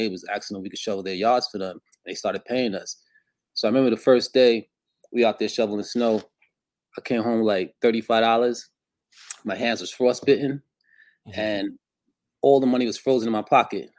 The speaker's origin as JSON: {"language": "English", "town": "New York City", "region": "New York", "country": "United States", "tie": "born or raised there", "also_born_or_lived": "Costa Rica", "said": "it's actually was Brooklyn that we grew up"}